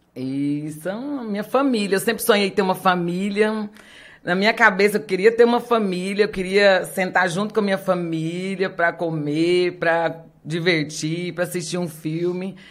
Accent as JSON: {"language": "Portuguese", "region": "Minas Gerais", "country": "Brazil", "tie": "born or raised there", "moved": "yes", "lives_now": "Rondonópolis, Brazil", "said": "Nasci lá em Minas Gerais"}